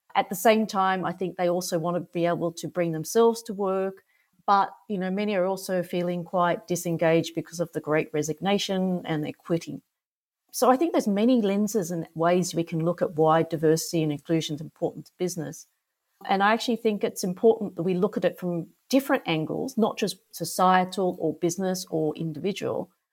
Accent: Australia; accent: Australian; moved away as an adult; also born or lived in Singapore; I'm Australian, so you can probably hear that from my accent

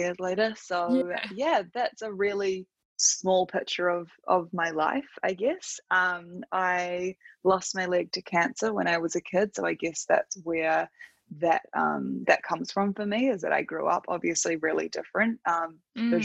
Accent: Auckland, New Zealand; I live in New Zealand. I grew up in Auckland and have pretty much always lived here

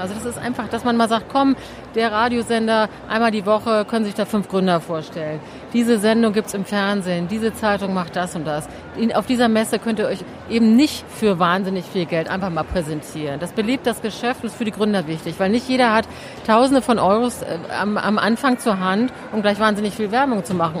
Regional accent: Hamburg, Germany; now in Berlin, Germany; wir haben jetzt wenig Familie in Berlin und so. Ich bin ja aus Hamburg

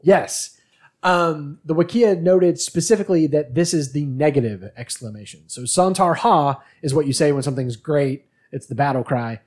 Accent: United States; we're American

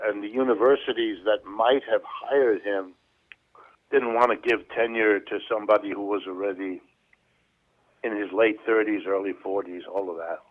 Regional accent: a suburb of New York City, United States; also born or lived in Youngstown, Ohio / Missouri / Colorado; I lived, I grew up in in a suburb of New York City

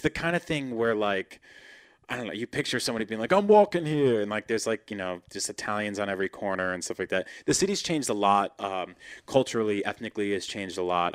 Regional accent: East Coast, United States; moved away as an adult; now in California, United States; I'm a big, soft California baby now, but I grew up on the East Coast

